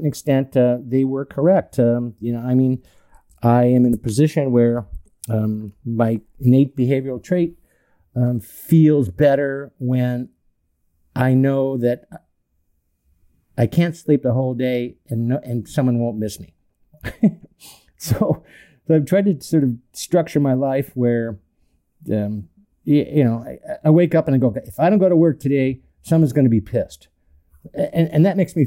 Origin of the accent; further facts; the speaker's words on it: North Orange County, California, United States; I grew up in North Orange County, big Irish Catholic family, 8 kids